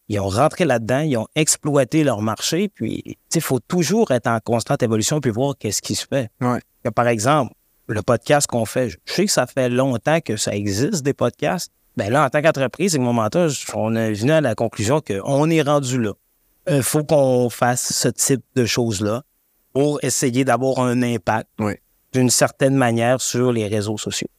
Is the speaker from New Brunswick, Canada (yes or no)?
no; Saguenay, Quebec, Canada; moved away; je viens du Saguenay